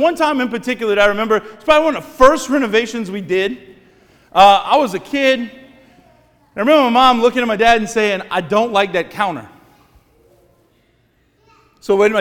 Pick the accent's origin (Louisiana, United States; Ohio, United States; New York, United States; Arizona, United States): Louisiana, United States; Cut Off; born or raised there; moved away as an adult; now in Thibodaux, United States